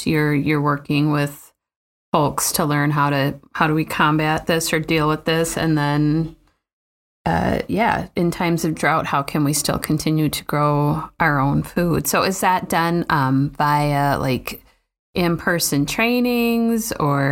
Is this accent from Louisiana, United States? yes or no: no; Minnesota, United States; As a Minnesotan